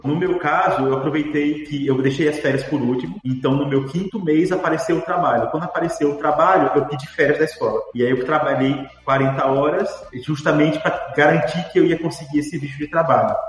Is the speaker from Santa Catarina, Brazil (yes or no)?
no; Aracaju, Sergipe, Brazil; moved away as an adult; also born or lived in Rio de Janeiro; now in Dublin, Ireland; eu nasci no Rio de Janeiro, mas eu passei só um ano morando lá, não lembro. Depois disso, minha mãe se mudou com meu pai para uma cidade chamada Aracaju. Aracaju é a capital do menor estado do Nordeste e eu passei lá 23 anos seguidos